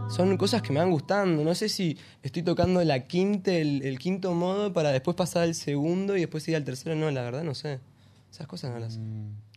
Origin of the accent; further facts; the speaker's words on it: Buenos Aires, Argentina; now in Victoria, Argentina; Yo soy de, acá, de Buenos Aires